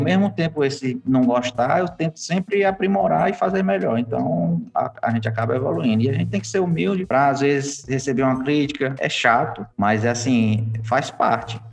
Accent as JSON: {"language": "Portuguese", "region": "Piauí", "country": "Brazil", "also_born_or_lived": "Recife", "moved": "as an adult", "said": "eu sou aqui do Piauí, já rodei o Brasil, o mundo e voltei pra cá pro Piauí de novo"}